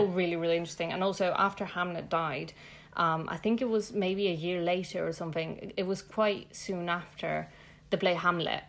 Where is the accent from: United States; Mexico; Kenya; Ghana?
Mexico; Mexico City; now in London, United Kingdom; I'm from Mexico City